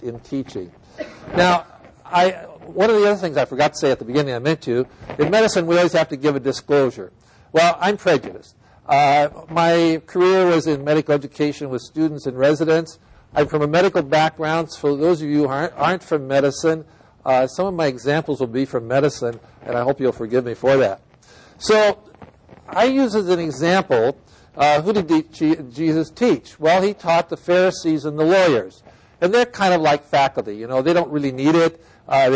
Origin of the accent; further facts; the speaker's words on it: Iowa, United States; moved away; I'm from Iowa originally. I grew up on a farm